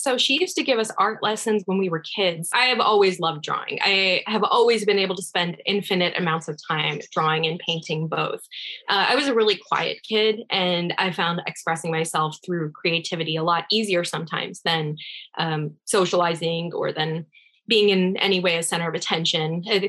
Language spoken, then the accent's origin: English; Chicago, Illinois, United States; born there; also born or lived in Rhode Island / California; I was born in Chicago, Illinois. I'm a first generation American. My parents are both from Iran. And I lived in Illinois, then Rhode Island, a few other places, ultimately California.